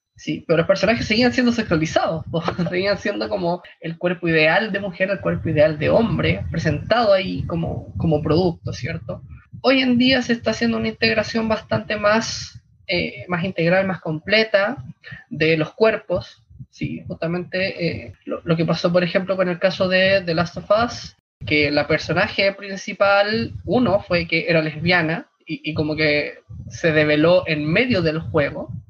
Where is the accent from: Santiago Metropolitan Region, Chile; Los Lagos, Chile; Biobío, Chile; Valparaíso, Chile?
Santiago Metropolitan Region, Chile; Santiago; Soy de Santiago